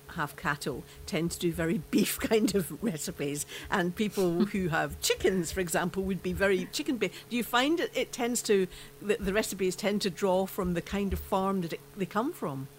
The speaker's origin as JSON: {"language": "English", "region": "Scotland", "country": "United Kingdom", "said": "I'm Scottish"}